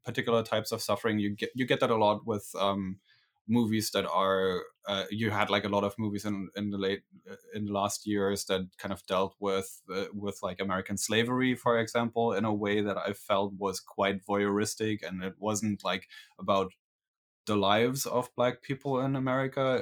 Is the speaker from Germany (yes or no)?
yes; Berlin, Germany; I'm from Berlin, Germany